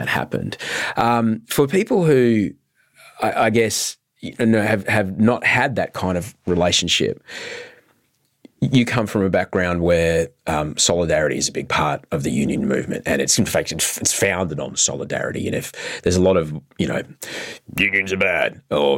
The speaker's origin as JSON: {"language": "English", "town": "Brisbane", "region": "Queensland", "country": "Australia", "tie": "born or raised there", "said": "I grew up in Queensland, in Brisbane, in Bjelke Petersen"}